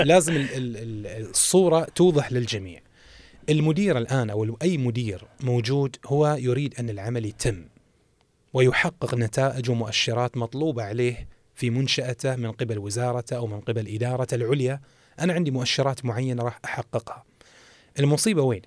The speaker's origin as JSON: {"language": "Arabic", "country": "Saudi Arabia", "said": "الموجود عندنا في المملكة العربية السعودية"}